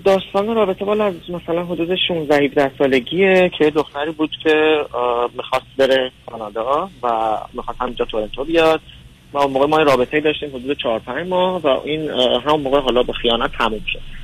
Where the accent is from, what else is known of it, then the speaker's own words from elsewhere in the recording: Tehran, Tehran Province, Iran; moved away as an adult; now in Toronto, Canada; از تهران بله دانشجوی اومدم